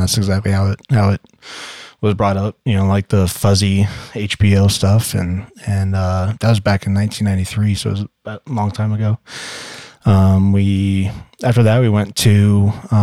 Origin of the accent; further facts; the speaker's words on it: Las Vegas, Nevada, United States; moved away; also born or lived in St. George, Utah / Orem, Utah / Sandy, Utah; I was born and raised in Vegas and then moved to St. George, Utah.